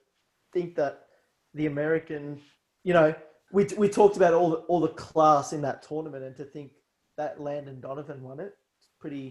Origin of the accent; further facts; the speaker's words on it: Australia; As an Australian as well